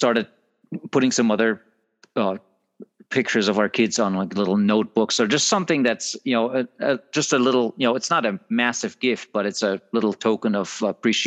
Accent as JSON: {"language": "English", "country": "Germany", "moved": "yes", "said": "I am from Germany, and still have family there"}